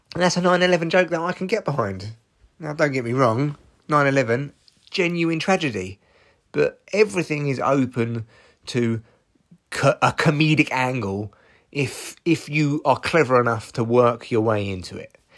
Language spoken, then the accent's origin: English; United Kingdom; I'm British